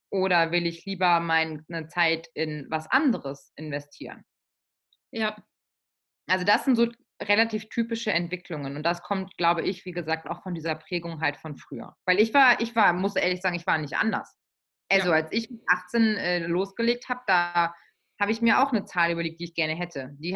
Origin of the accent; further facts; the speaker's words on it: Baden-Württemberg, Germany; Ja, also ich komme ja aus Baden-Württemberg.